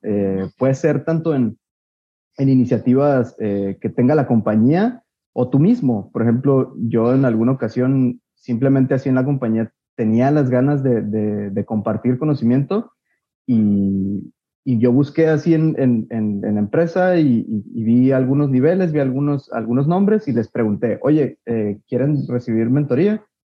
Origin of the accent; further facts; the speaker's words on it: Guadalajara, Jalisco, Mexico; soy de Guadalajara